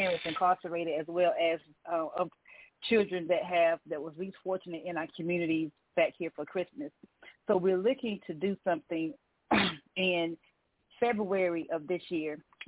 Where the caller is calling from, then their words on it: Hampton, Virginia, United States; I'm calling from Hampton, Virginia.